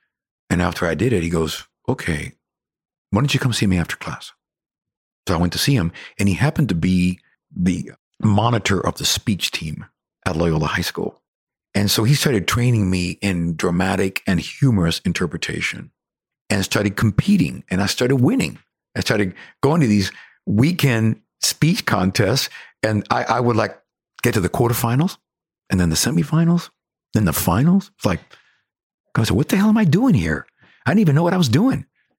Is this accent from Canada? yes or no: no; Cuba; accent: Cuban; English is a second language; And I'm still trying to get over my, you know, my Cuban accent. You know how it is. You have this Cuban twang or Latino Caribbean twang.